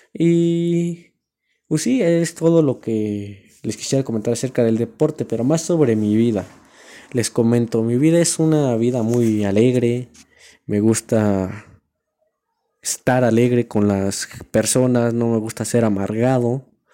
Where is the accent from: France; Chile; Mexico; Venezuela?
Mexico; La Cañada del Marqués, Querétaro; Soy de aquí del Querétaro, la Cañada del Marqués.